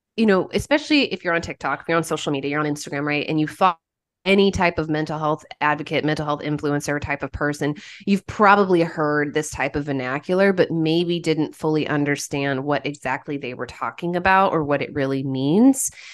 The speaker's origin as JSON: {"language": "English", "region": "Oklahoma", "country": "United States", "also_born_or_lived": "Haiti", "moved": "as an adult", "said": "I'm originally from Oklahoma, and I went to the University of Central Oklahoma for my undergrad"}